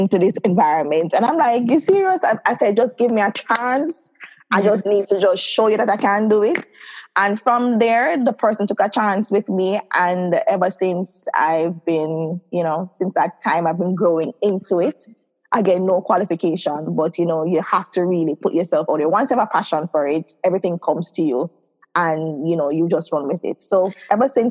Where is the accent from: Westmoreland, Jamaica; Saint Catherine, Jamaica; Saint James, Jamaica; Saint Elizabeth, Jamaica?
Saint Catherine, Jamaica; also born or lived in Kingston, Jamaica; I grew up in Kingston for a bit, then I transferred over to St. Catherine. So I spent most of my life in St. Catherine.